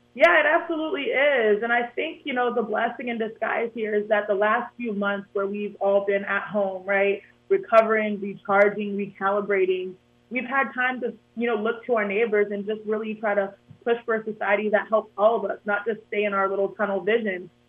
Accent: Houston, Texas, United States; I grew up in Houston, Texas

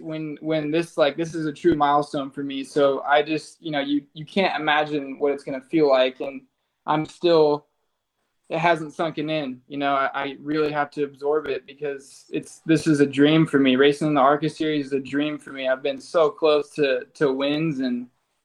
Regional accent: Roseville, California, United States; It was my hometown, and it was, you know, the track I grew up racing

